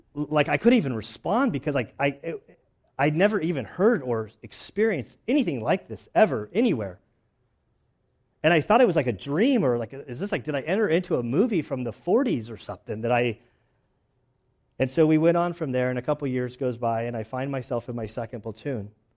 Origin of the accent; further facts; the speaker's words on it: Southern California, United States; I'm from Southern California.